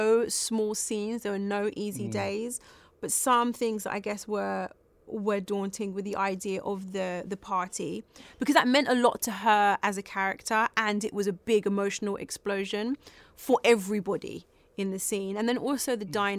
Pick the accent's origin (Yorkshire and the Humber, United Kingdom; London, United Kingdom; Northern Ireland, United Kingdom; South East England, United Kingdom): London, United Kingdom; We're both from South London